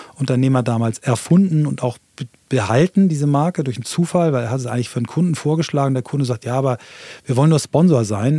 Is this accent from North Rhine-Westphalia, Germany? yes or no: no; Flensburg, Schleswig-Holstein, Germany; moved away; also born or lived in London / Hamburg; ich bin also in Flensburg geboren, ähm, Marinestadt